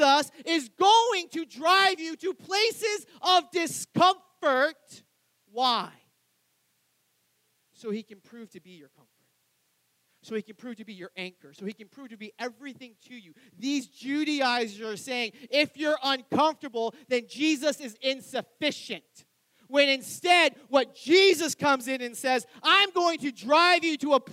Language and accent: English; New Hampshire, United States; moved away; I grew up in New Hampshire